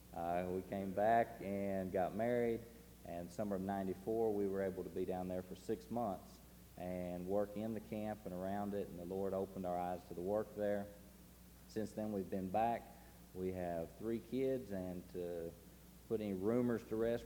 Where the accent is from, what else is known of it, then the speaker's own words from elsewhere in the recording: Chattanooga, Tennessee, United States; We're from Chattanooga